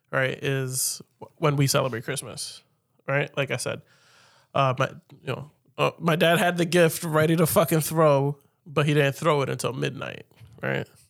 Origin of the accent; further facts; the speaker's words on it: United States; as an American